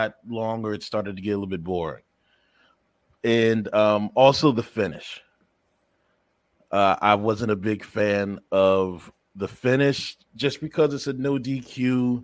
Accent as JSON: {"language": "English", "town": "Philadelphia", "region": "Pennsylvania", "country": "United States", "tie": "born or raised there", "said": "my hometown in Philly"}